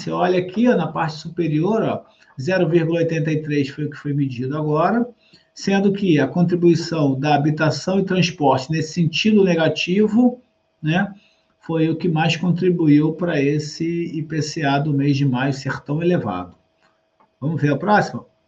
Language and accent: Portuguese; Rio de Janeiro, Brazil; Eu que sou do Rio de Janeiro aqui com vocês